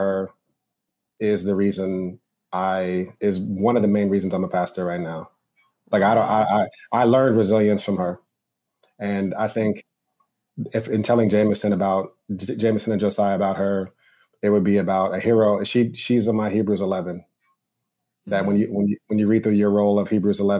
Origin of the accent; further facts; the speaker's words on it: Westchester, New York, United States; now in Harlem, New York, United States; I grew up in Westchester, so about 25 minutes outside